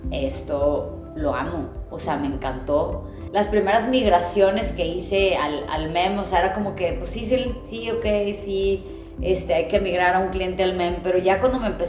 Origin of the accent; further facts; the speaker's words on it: Saltillo, Coahuila, Mexico; also born or lived in Monterrey; Soy originaria de Saltillo, Coahuila. Eh, por razones laborales nos fuimos a vivir a Monterrey, mi papá, mi familia